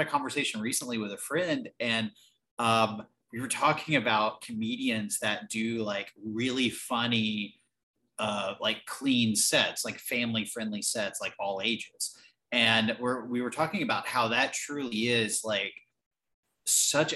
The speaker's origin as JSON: {"language": "English", "region": "the South", "country": "United States", "tie": "born or raised there", "said": "so I'm from the South"}